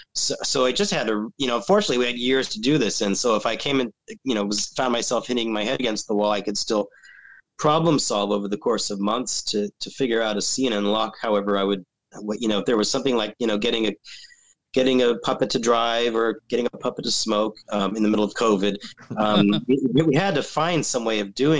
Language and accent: English; California, United States; I'm from California